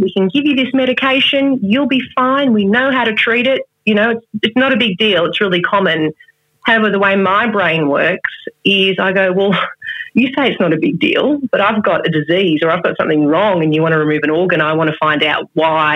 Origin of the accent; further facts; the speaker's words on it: Melbourne, Victoria, Australia; moved away as an adult; also born or lived in Adelaide; I moved back to Melbourne, my hometown